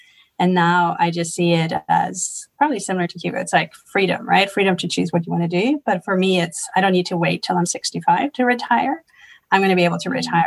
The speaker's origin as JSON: {"language": "English", "country": "Germany", "tie": "born or raised there", "also_born_or_lived": "Sweden", "moved": "yes", "lives_now": "Zurich, Switzerland", "said": "I'm originally from Sweden and grew up in Germany."}